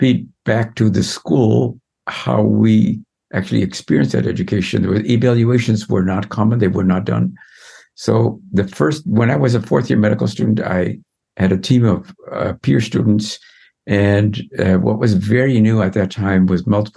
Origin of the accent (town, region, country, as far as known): Netherlands; also born or lived in Amsterdam / Utrecht